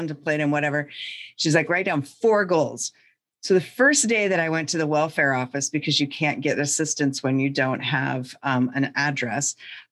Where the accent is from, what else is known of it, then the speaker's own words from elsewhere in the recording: North Central Montana, United States; And I grew up in North Central Montana in the middle of nowhere, in a town of like 500 people nestled up against the Canadian border and on the prairie.